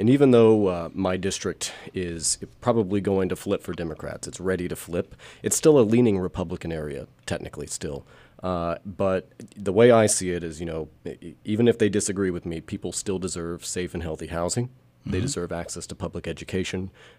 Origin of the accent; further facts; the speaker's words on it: Gravette, Arkansas, United States; born there; So my parents had lived in Bentonville at the time, but I was born in the Gravette Hospital, and so I lived with my parents.